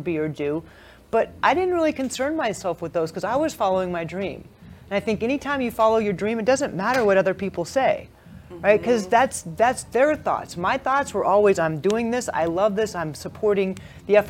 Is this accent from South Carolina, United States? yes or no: no; California, United States; also born or lived in Hawaii; I was born in California, lived in Hawaii, and moved back to California for the rest of my elementary and high school years.